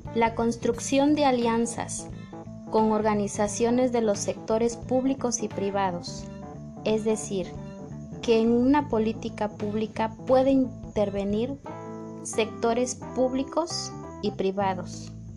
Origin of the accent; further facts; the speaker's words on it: Tuxtepec, Oaxaca, Mexico; nuestro hermoso Tuxtepec, Oaxaca